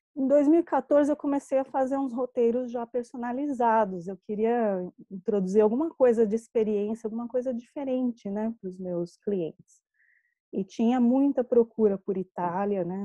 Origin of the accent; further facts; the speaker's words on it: São Paulo, Brazil; eu sou aqui de São Paulo, capital, né? Minha família é toda daqui